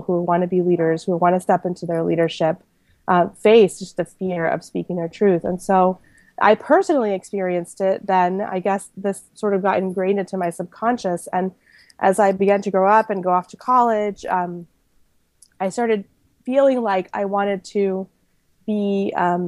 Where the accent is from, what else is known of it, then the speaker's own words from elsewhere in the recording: Panama; moved away; I was born in Panama to an American mom and a Panamanian dad